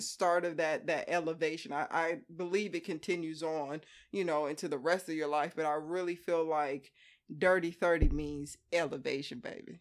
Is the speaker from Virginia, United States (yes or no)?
yes; Hampton, Virginia, United States; moved away as an adult; we're identical twins, born and raised on the East Coast.